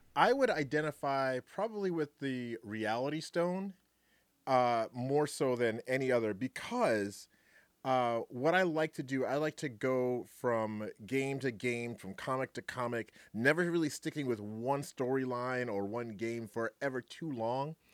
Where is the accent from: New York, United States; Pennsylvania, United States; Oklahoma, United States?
New York, United States; New York City; also born or lived in Greensboro, North Carolina; now in Wisconsin, United States; I was born in Brooklyn, New York. Um, lived in Greensboro, North Carolina for a long time.